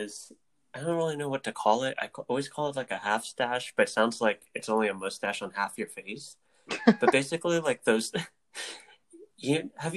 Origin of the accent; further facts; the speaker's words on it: Philippines; we're both Filipino